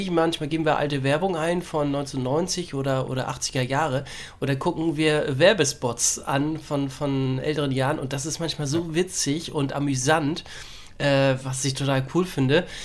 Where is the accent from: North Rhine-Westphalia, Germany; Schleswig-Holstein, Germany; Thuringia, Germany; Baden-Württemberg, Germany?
Schleswig-Holstein, Germany; Bad Segeberg; aber so in Bad Segeberg oder auch Waldstedt, da wo ich aufgewachsen bin, da gab es lange Zeit keinen McDonalds.